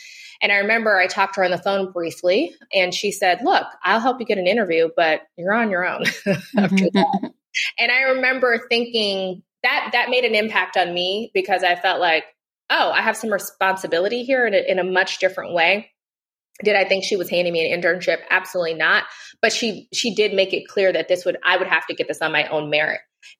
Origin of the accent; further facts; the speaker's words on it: South Africa; So I got to see democracy birthed in South Africa at like 10 years old and experience it really as a South African child because I was in school there